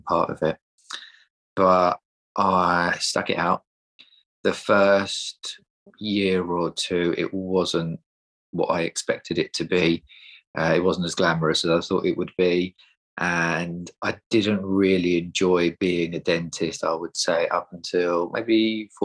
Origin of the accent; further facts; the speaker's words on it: Essex, East of England, United Kingdom; also born or lived in Sheffield; I am from Essex, but I work in North London at the minute